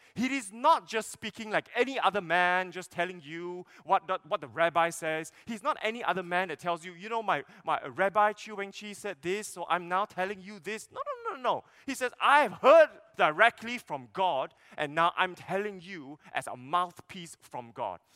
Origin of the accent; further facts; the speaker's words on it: Sarawak, Malaysia; I'm from Sarawak